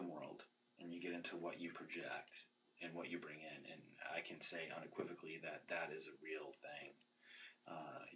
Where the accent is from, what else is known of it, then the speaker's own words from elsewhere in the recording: Boston, Massachusetts, United States; moved away; I'm not from Brooklyn, I'm from Boston.